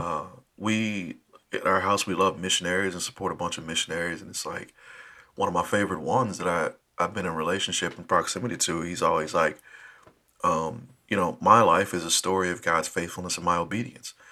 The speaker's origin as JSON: {"language": "English", "town": "Dallas", "region": "Texas", "country": "United States", "tie": "born or raised there", "moved": "as an adult", "lives_now": "Minneapolis, United States", "said": "was born and raised in Dallas"}